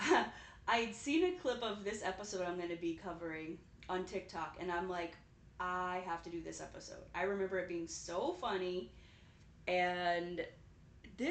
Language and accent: English; Santa Barbara, California, United States; my hometown, Santa Barbara, California